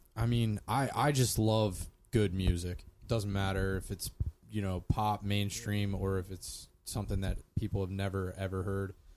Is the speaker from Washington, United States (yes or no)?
no; Columbia, Pennsylvania, United States; was born in Columbia, PA, in 1987.